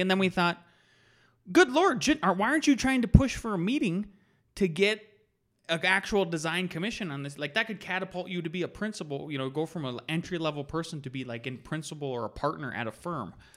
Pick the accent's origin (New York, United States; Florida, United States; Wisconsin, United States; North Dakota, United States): North Dakota, United States; I was born and raised in North Dakota